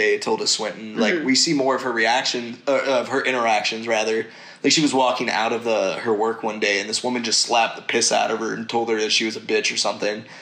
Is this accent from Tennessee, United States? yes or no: yes; Tennessee, United States; I grew up in Tennessee.